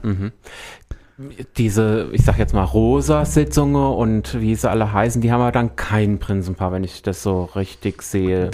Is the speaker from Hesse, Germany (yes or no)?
yes; Rindewich, Hesse, Germany; ich komme aus Rindewich. das ist so von Wächtersbach jetzt nicht so weit weg